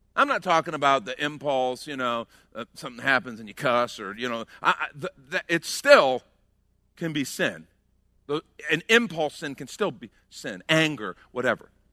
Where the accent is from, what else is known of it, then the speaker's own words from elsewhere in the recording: outside of Chicago, Illinois, United States; we grew up outside of Chicago